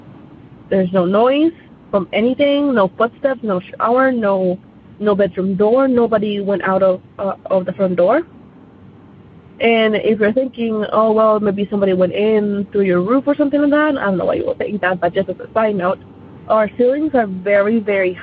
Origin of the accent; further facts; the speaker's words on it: Colombia; now in United States; I am not originally from the United States, and I actually had my experience back in Colombia. That's where I'm from